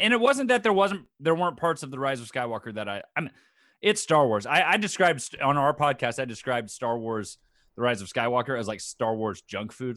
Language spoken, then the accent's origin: English; Tomball, Texas, United States; also born or lived in Baton Rouge, Louisiana; I moved back to my hometown, Tomball, Texas